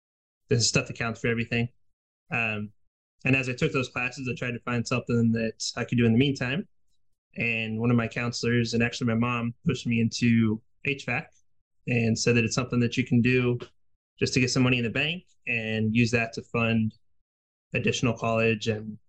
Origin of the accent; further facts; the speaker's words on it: Kansas City, United States; we're actually new to this area. We're from Kansas City.